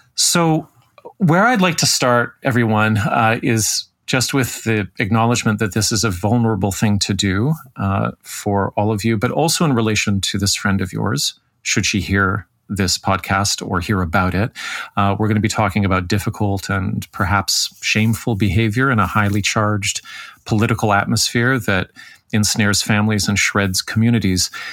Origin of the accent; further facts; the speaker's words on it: Toronto, Ontario, Canada; my hometown of Toronto